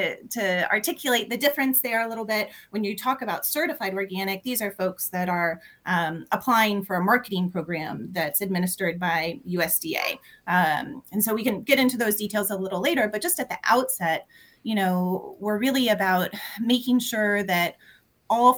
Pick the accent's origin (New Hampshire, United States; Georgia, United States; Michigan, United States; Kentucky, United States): Kentucky, United States; Louisville; now in Lexington, United States; I'm calling in from Lexington, Kentucky, but I'm originally from Louisville